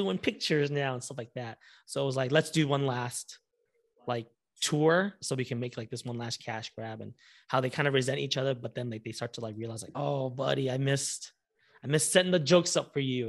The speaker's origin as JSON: {"language": "English", "area": "Orange County", "region": "California", "country": "United States", "moved": "as an adult", "lives_now": "Los Angeles, United States", "said": "I'm originally from Orange County"}